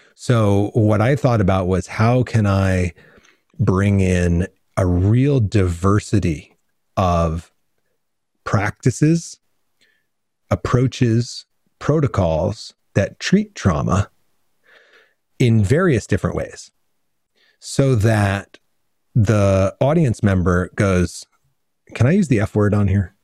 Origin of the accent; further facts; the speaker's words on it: Redding, Connecticut, United States; moved away as an adult; also born or lived in New Rochelle, New York; now in Southern California, United States; I grew up in Connecticut and moved to California and as a grown up